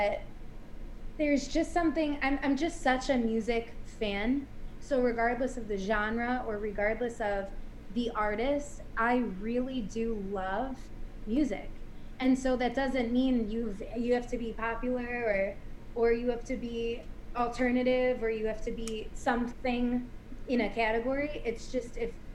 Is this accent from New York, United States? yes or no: yes; Buffalo, New York, United States; I grew up with my parents and my two sisters in Buffalo, New York.